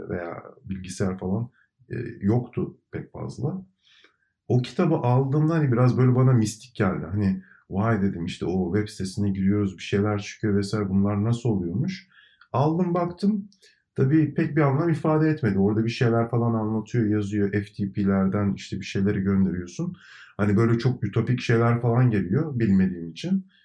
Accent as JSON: {"language": "Turkish", "region": "İzmir", "country": "Turkey", "tie": "born or raised there", "also_born_or_lived": "İzmit", "said": "e, İzmit doğumluyum ama hep e, İzmir'de e, yaşadım, büyüdüm."}